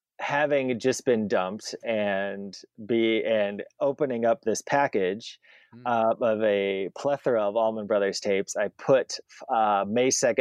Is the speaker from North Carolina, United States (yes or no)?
no; Waunakee, Wisconsin, United States; the middle school in Wanakee, my hometown